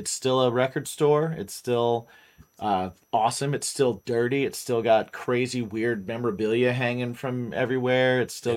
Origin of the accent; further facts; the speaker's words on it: West Lafayette, Indiana, United States; I grew up in Indiana